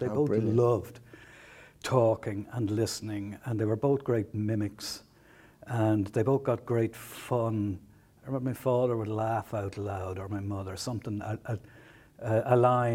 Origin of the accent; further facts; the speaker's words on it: Dublin, Leinster, Ireland; I was born in Dublin, like garrison town